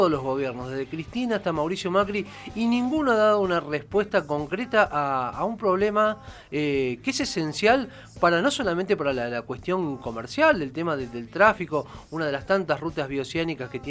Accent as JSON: {"language": "Spanish", "country": "Argentina"}